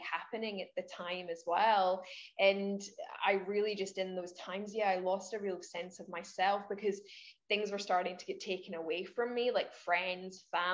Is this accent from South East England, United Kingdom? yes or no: no; Scotland, United Kingdom; moved away as an adult; now in Queensland, Australia; I'm Scottish, but I live in Queensland, Australia. I've been here for 8 years, originally from Scotland.